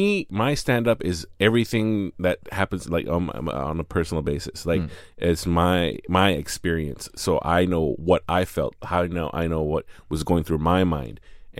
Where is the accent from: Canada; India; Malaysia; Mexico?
Malaysia; also born or lived in United States; my experience as a Malaysian boy in, you know, predominantly white college.